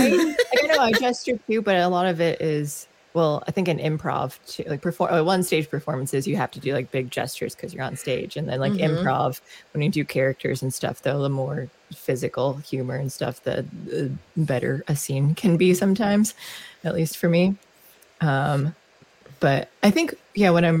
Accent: United States; as an American

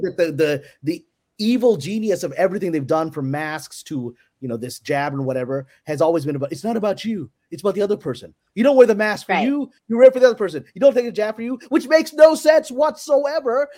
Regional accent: New York City, New York, United States; also born or lived in Pakistan; Because I was born in Pakistan. I came to here, Brooklyn, New York, when I was three years old

